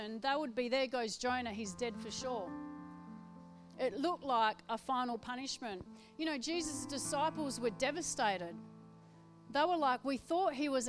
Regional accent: Perth, Western Australia, Australia; I'm from Perth, a city girl

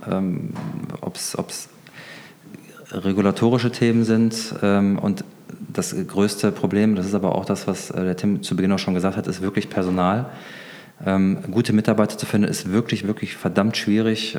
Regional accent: Germany; wir als Deutsche

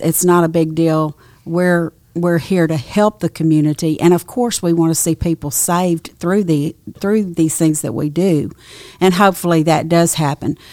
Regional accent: Nacogdoches, Texas, United States; I grew up in Nacogdoches, Texas

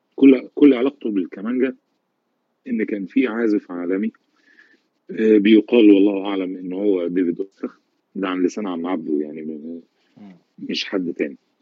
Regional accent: Egypt; عندنا في مصر

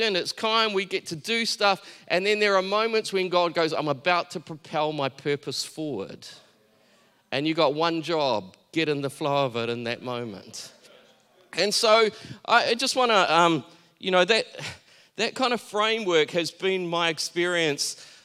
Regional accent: Taranaki, New Zealand; I grew up in Taranaki.

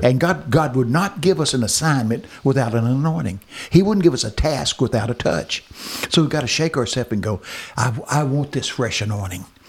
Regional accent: Texas, United States; I'm from Texas

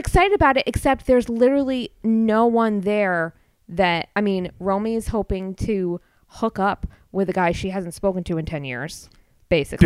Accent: Milford, Connecticut, United States; I grew up in Milford

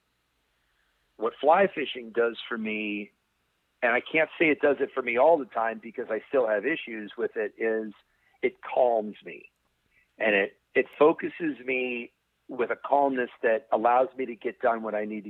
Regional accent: Albany, New York, United States; now in Jackson, United States; I moved from Albany, New York, which is my home, to Jackson

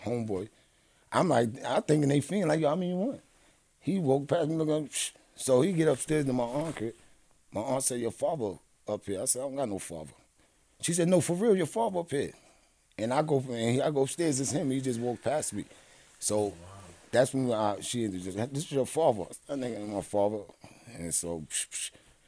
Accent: New York City, New York, United States; also born or lived in Brownsville, Brooklyn; I'm really from Fort Greene and Tompkins

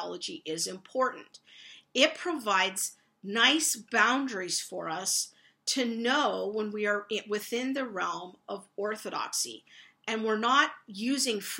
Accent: United States; as American evangelicals

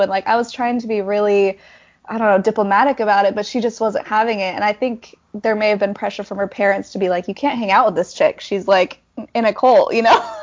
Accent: Tremonton, Utah, United States; I was born and raised in Utah, um, up in Tremonton

